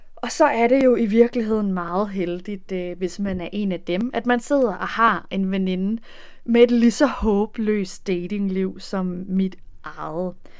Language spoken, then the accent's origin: Danish; Denmark; moved away as an adult; now in Netherlands; hjemme i Danmark